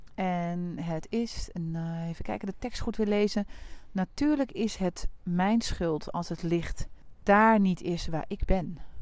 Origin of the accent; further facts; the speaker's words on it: Deventer, Overijssel, Netherlands; Ik kom ook uit Deventer